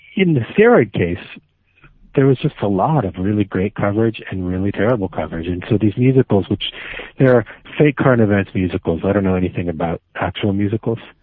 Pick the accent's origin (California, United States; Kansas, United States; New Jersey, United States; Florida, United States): Florida, United States; Miami; now in New York, United States; I grew up in Miami